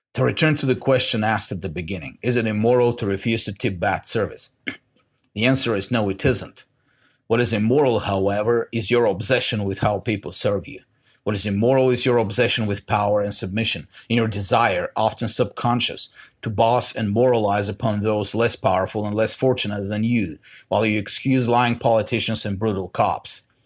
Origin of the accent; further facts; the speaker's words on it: Bulgaria; now in United States; I grew up in Bulgaria. Us, the Bulgarian ethnic majority